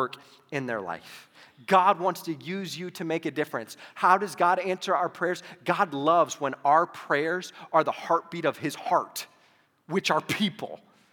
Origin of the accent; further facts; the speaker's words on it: Toledo, Ohio, United States; now in Arizona, United States; I grew up in Toledo, Ohio